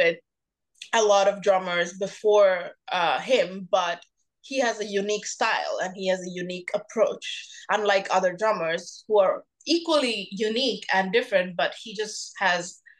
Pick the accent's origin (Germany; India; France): India; Mumbai, Maharashtra; first language Bengali; English is a second language; I grew up in Mumbai, India